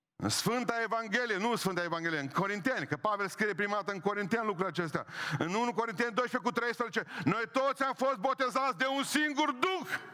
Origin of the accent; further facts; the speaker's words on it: Transylvania, Romania; Eu sunt ardelean și mândru că sunt ardelean.